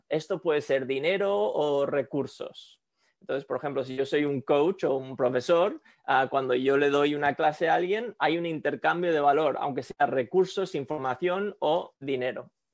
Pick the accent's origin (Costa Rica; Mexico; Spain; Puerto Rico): Spain; moved away as an adult; also born or lived in Quito, Ecuador / Sweden (parents); now in San Francisco, United States; en España pasé la mayoría de mi infancia, a 17, 18 años